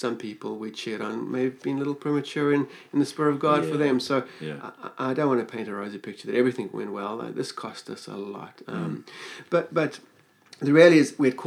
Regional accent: Johannesburg, Gauteng, South Africa; moved away; also born or lived in Queenstown; it was my home. I was born there. I knew Johannesburg.

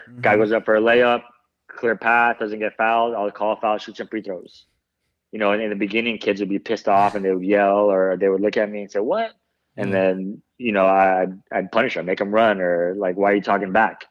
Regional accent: Bay Area, California, United States; I grew up in the Bay Area, so I was always a, a Warriors fan.

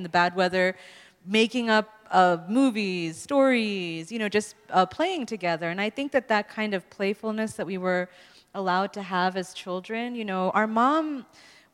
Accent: New York City, New York, United States; we're growing up in New York City

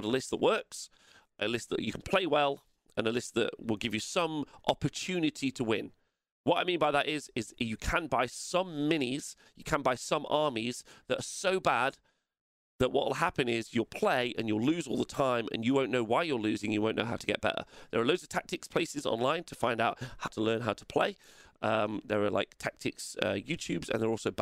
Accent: England, United Kingdom; I'm English

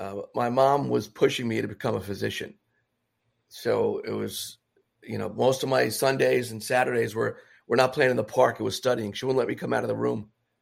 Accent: New York City, New York, United States; In the Bronx.

